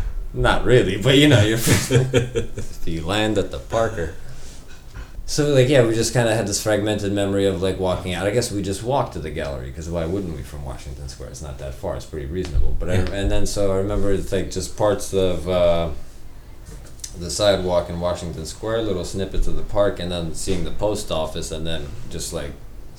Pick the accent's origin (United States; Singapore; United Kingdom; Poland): Poland; I went through the same thing. I'm from Poland, you know